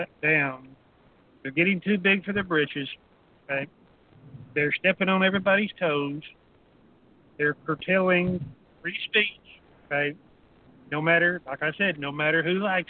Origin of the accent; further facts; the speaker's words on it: Texas, United States; I was born and raised in Texas